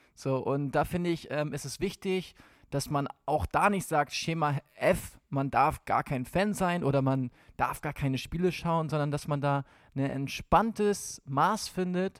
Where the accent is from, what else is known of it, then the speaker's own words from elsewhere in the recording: Hamburg area, Schleswig-Holstein, Germany; Ich komme aus Hamburg, aus der Hamburger Gegend, da, eigentlich aus Schleswig-Holstein.